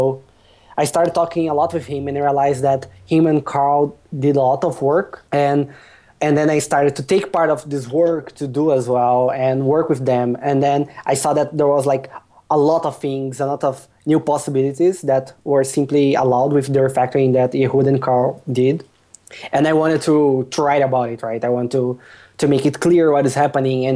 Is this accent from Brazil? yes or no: yes; Brazil; English is a second language; now in Poland; I am Brazilian, but I currently live in Poland